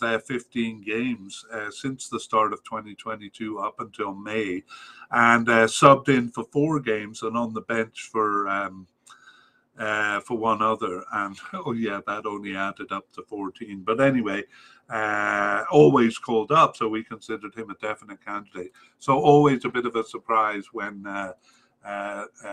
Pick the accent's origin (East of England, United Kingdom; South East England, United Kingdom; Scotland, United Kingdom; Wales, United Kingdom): Wales, United Kingdom; Cardiff; I was raised in Cardiff